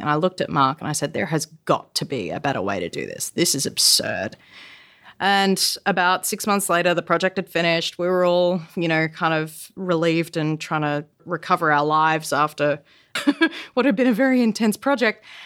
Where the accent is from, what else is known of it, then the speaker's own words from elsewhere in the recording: Australia; moved away; also born or lived in South Korea; I'm Australian